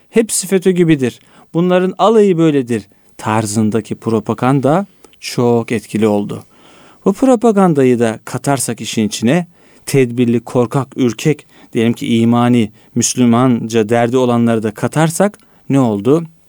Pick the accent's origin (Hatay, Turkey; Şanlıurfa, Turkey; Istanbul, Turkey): Istanbul, Turkey; Esenler'de büyüdüm. Varoş bir yerde Esenler ben büyürken 90'larda